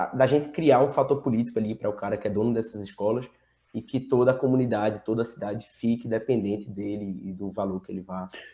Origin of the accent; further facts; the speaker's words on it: Recife, Pernambuco, Brazil; eu sou do, do Recife, tenho família no interior